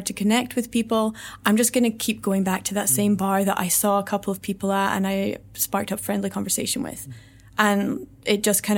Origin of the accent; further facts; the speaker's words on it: Scotland, United Kingdom; now in Vietnam; It's challenging to live in Vietnam because the culture is so, so different to, I mean, we're both from Scotland, it's completely different to what we're used to.